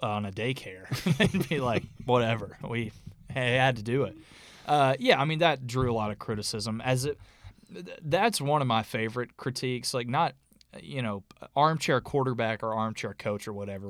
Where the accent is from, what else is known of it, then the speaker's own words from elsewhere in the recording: North Alabama, United States; the area we grew up in North Alabama